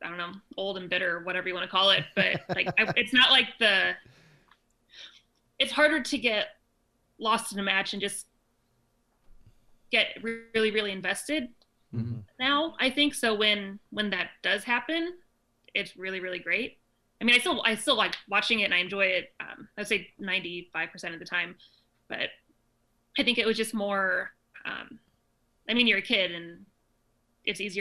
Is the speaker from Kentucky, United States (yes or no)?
no; St. Louis, Missouri, United States; moved away as an adult; now in Kansas City, United States; I'm from St. Louis. I moved here like 4 years ago.